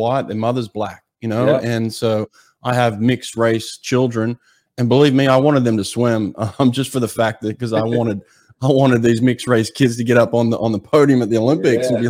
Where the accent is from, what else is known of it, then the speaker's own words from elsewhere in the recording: Australia; now in United States; I'm from Australia